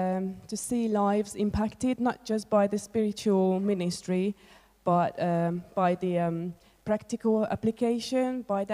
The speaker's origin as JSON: {"language": "English", "country": "Hungary", "moved": "yes", "lives_now": "United Kingdom", "said": "I'm originally from Hungary, but I've been living in the UK in the past 20 years, almost."}